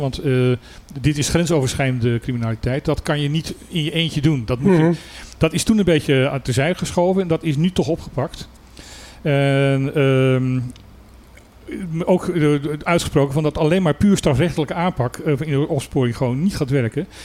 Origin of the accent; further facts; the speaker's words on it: Utrecht, Netherlands; ik ben geboren Utrechter, ik kan zelfs horen aan het Utrechts uit welke wijk je komt.